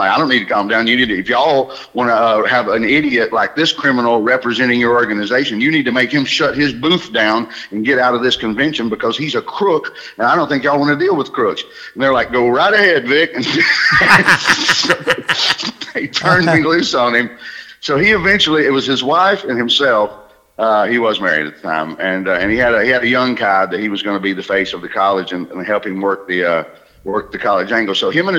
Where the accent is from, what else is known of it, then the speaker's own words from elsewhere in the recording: Alabama, United States; now in New York City, United States; I'm from Alabama, but I've lived there for 30 years.